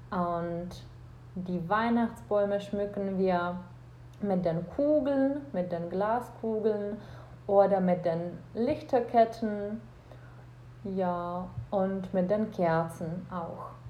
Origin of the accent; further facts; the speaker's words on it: Czechia; German is a second language; ich komme aus Tschechien und ich bin Deutschlehrerin.